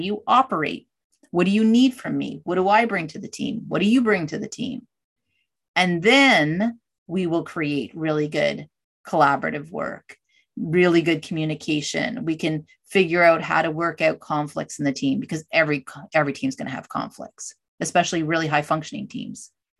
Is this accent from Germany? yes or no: no; Canada; I'm Canadian.